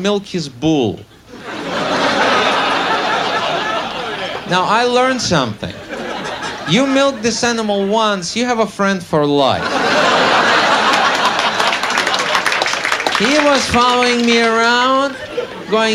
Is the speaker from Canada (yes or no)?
no; Russia; English is a second language; moved away as an adult; now in United States; I am actually from Russia. I was born there, grew up there, worked as a comedian out there